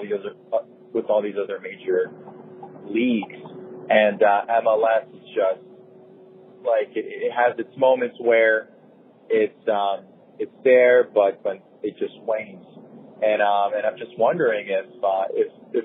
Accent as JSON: {"language": "English", "town": "Miami", "region": "Florida", "country": "United States", "said": "I'm from Miami, Florida"}